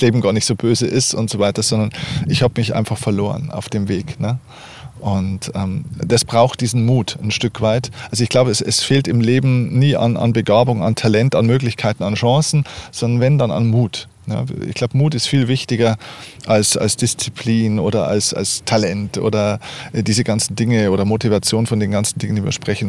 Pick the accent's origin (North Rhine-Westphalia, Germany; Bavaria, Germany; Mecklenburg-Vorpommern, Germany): Bavaria, Germany; Lower; ich bin in Deutschland, in Bayern geboren.